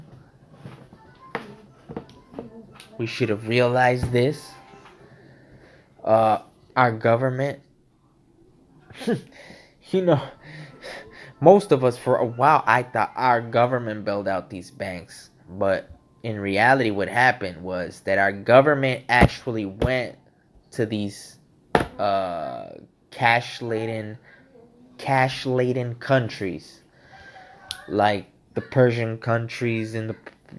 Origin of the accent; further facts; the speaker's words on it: United States; I'm an American. I'm an American citizen. Born of Mexican parents